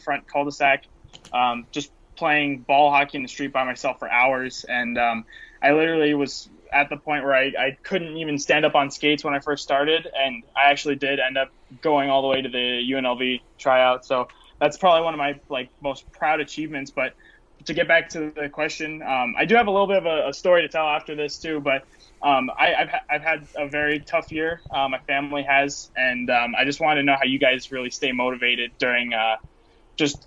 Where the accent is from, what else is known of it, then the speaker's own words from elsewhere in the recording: Las Vegas, Nevada, United States; I was born and raised in Las Vegas